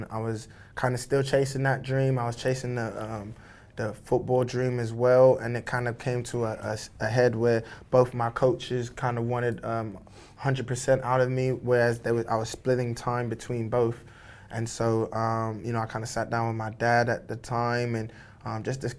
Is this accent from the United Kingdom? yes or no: yes; United Kingdom; I'm British, obviously, by birth, and this is where I lived, but um, I grew up on Nigerian values, you know.